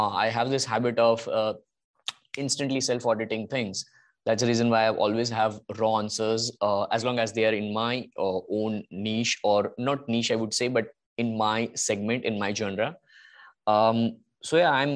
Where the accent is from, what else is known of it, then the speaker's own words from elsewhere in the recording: India; being Indian